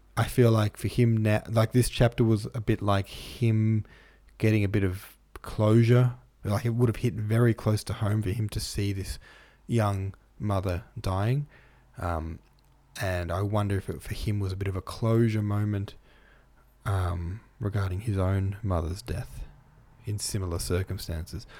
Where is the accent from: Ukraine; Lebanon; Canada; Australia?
Australia; Victoria; Australia, or Victoria, my home state